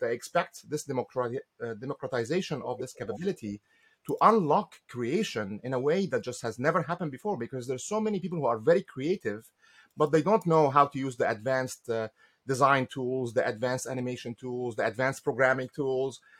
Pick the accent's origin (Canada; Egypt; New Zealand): Egypt; moved away as an adult; now in United States; I came to the US in 1995. I'm from Egypt originally.